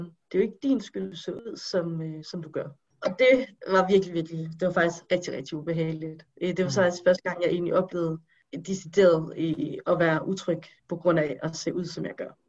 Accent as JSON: {"language": "Danish", "country": "Denmark", "tie": "born or raised there", "said": "jeg er født og opvokset i Danmark"}